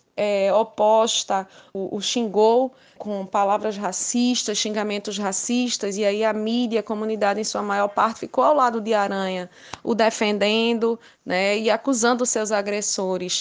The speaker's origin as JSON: {"language": "Portuguese", "town": "Recife", "region": "Pernambuco", "country": "Brazil", "tie": "born or raised there", "said": "sou recifense, fui criada no bairro de Água Fria, entre Água Fria e Arruda"}